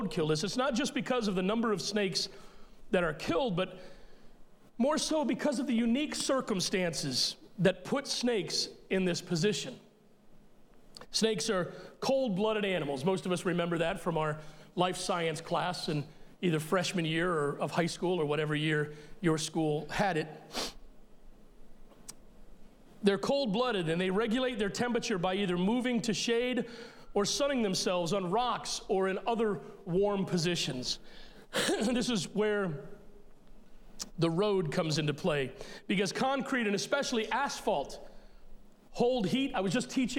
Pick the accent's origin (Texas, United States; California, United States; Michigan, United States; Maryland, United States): Maryland, United States; Elkton; we grew up in Elkton, Maryland